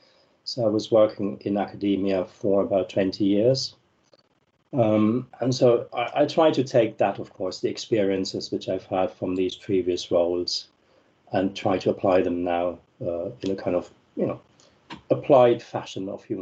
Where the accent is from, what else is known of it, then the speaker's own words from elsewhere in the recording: Germany; moved away as an adult; So I came from Germany and I moved to Italy, first to Rome, then to Siena.